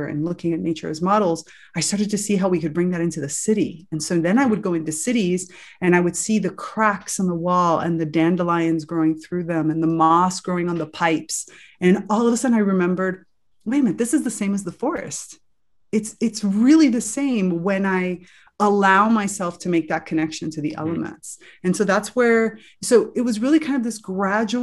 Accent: South Florida, United States; I grew up in South Florida, you know, lots of beach, lots of sun

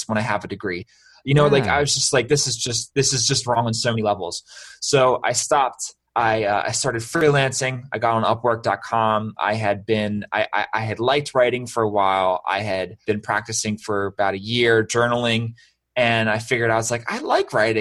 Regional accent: Baltimore, Maryland, United States; I'm from Baltimore

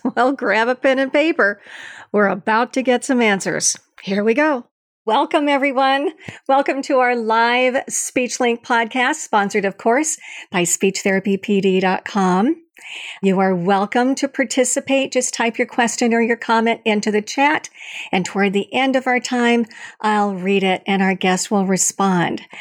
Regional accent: Long Beach, California, United States; from California State University in Long Beach, which is my hometown

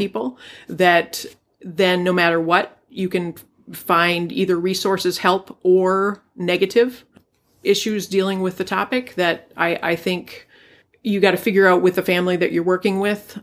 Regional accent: Duluth, Minnesota, United States; I grew up here in Duluth

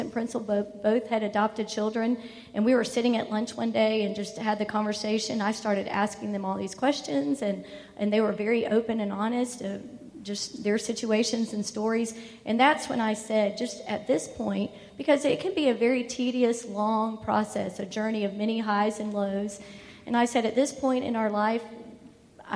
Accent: Tallahassee, Florida, United States; also born or lived in Augusta; I grew up in Tallahassee

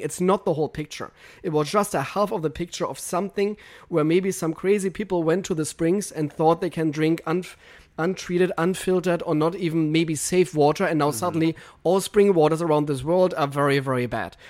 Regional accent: Germany; English is a second language; moved away as an adult; now in United States; I'm German

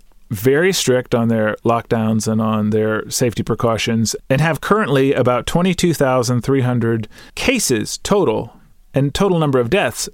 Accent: San Antonio, Texas, United States; born or raised there

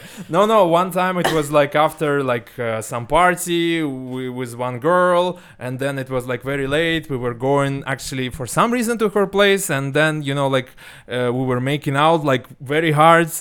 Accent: Ulan-Ude, Buryatia, Russia; moved away; also born or lived in Moscow; my hometown in Siberia

